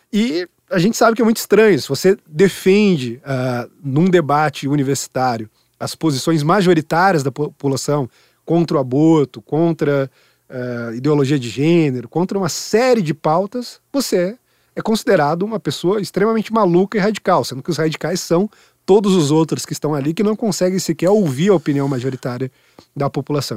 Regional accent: Sorocaba, São Paulo, Brazil; now in São Paulo, Brazil; em Sorocaba, minha cidade natal

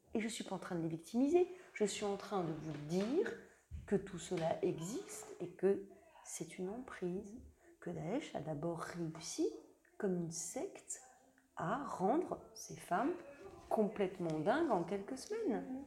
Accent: Lorraine, Grand Est, France; je viens de Lorraine en Lorraine, en 45.

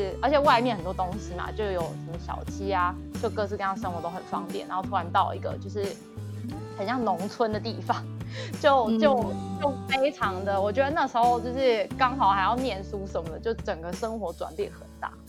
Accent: Taipei, Taiwan; moved away as an adult; also born or lived in Illinois, United States; now in United States; 你从台北就是原本土生土长是一个台北人，然后被扔到一个乡村的时候

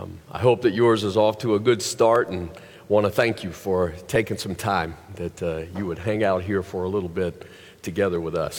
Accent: the South, United States; growing up in the South

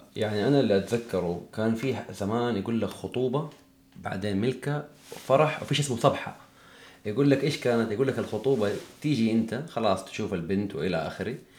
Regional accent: Hejaz, Saudi Arabia; احنا عندنا في الحجاز

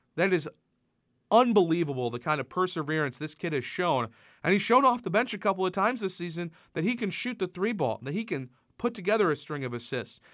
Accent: Massachusetts, United States; I grew up in Massachusetts

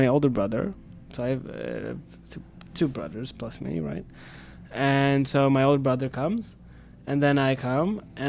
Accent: Stockholm, Stockholm County, Sweden; also born or lived in Philadelphia, Pennsylvania, United States; I'm half American, half Swedish. I was raised in Sweden.

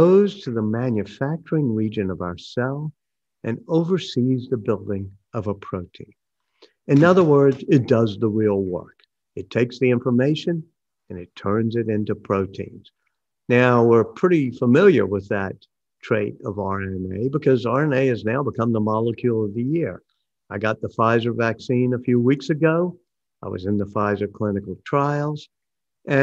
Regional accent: New Orleans, Louisiana, United States; I grew up here in New Orleans

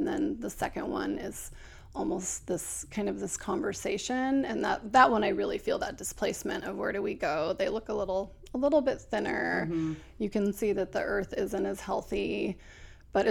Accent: Oregon City, Oregon, United States; I'm from Oregon City, which is just south of Portland.

